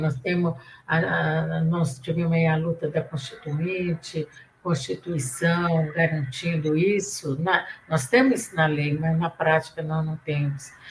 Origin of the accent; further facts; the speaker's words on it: Santos, São Paulo, Brazil; accent: mineiro; also born or lived in Minas Gerais; now in São Paulo, Brazil; eu sou mineira, mas fui criada em Santos